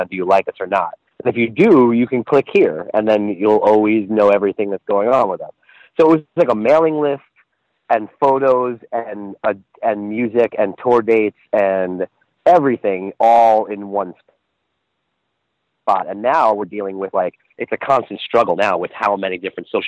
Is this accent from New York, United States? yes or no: yes; Long Island, New York, United States; born or raised there